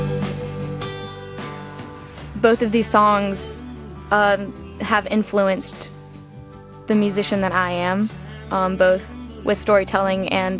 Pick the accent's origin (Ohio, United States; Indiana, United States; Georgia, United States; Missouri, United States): Georgia, United States; Atlanta; I'm from Atlanta, Georgia